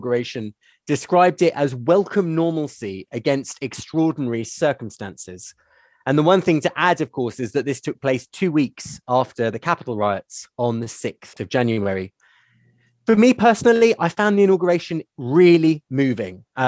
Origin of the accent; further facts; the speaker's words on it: United Kingdom; as a Brit